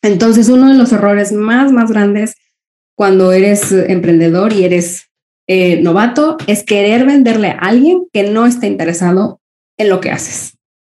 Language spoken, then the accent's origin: Spanish; Mexico; also born or lived in Spain; now in Copenhagen, Denmark; Yo soy mexicana viviendo eh, en Europa. Ahora vivo en Dinamarca, en Copenhague